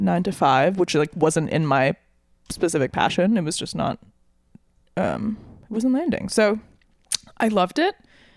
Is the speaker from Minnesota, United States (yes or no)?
yes; St. Paul, Minnesota, United States; now in Brooklyn, United States; I'm from Minnesota, the Twin Cities, St. Paul specifically.